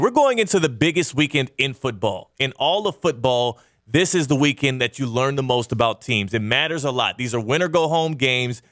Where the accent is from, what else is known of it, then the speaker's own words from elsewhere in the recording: Kansas, United States; I was born in Kansas